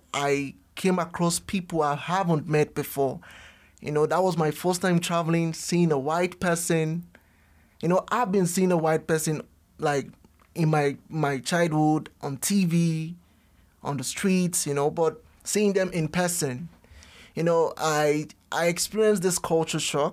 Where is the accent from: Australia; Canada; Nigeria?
Nigeria; moved away as an adult; also born or lived in Ukraine; now in Luxembourg; I'm from Nigerian originally, and I had a desire to travel out to study.